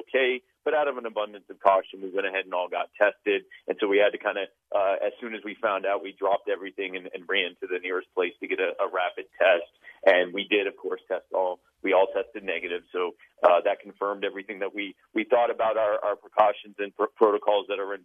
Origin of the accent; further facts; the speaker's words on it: Myrtle Beach, South Carolina, United States; also born or lived in Baltimore, Maryland; I was born in Baltimore, but I grew up in, I've lived pretty much all of my life in the Myrtle Beach, South Carolina area